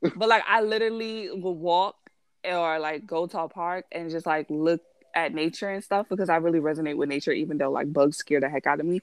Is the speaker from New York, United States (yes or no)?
yes; New York City, New York, United States; being a New Yorker